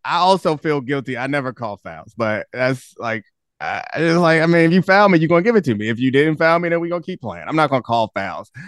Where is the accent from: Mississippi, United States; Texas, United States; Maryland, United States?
Maryland, United States; Baltimore; I grew up in Baltimore